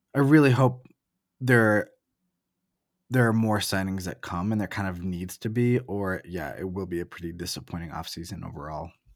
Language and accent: English; Oregon, United States; moved away as an adult; also born or lived in Portland; I grew up in Oregon, and I lived in Portland before moving here